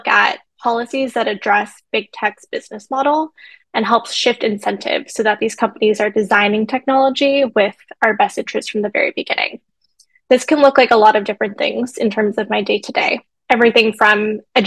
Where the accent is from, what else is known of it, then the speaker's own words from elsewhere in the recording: Los Angeles, California, United States; moved away as an adult; now in East Coast, United States; I was born in Los Angeles, so LA native, but I'm a chosen East Coaster. I've been living in the East Coast for almost a decade now